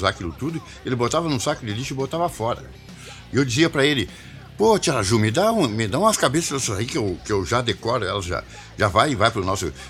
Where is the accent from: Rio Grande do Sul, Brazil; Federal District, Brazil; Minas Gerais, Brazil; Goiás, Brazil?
Rio Grande do Sul, Brazil; Cachoeira do Sul; now in Porto Alegre, Brazil; a gente tinha um grupo de música que a gente veio de Cachoeira do Sul para Porto Alegre, né?